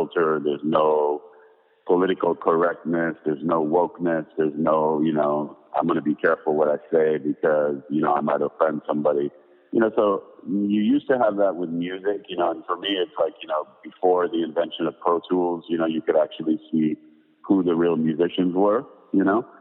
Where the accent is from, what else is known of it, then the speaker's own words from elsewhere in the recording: Paris, Île-de-France, France; moved away; growing up in Paris